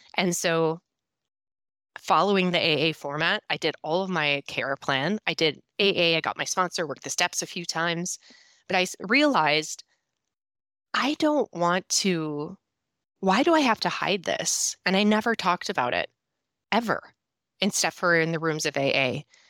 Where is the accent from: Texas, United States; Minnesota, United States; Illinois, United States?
Minnesota, United States; accent: Minnesota; I am a sober coach and mom of two who lives in northern Minnesota, and I, if you can just tell my accent right there, Minnesota, you'll know where I come from